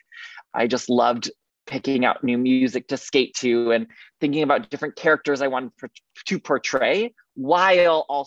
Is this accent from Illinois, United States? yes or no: yes; Highland Park, Illinois, United States; I grew up in the Chicago area in a suburb called Highland Park